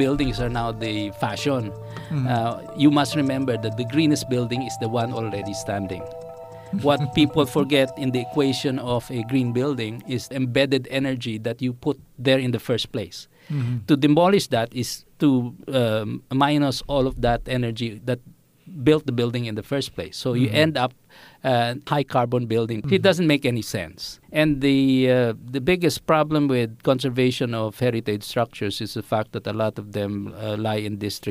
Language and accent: English; Quezon City, Metro Manila, Philippines; moved away as an adult; also born or lived in Singapore; I grew up in Project 4.